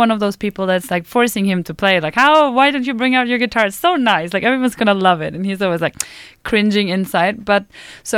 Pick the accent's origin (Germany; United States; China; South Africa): Germany; Freiburg, Baden-Württemberg; I'm from the south of Germany. I was born close to the French and Swiss border in Freiburg.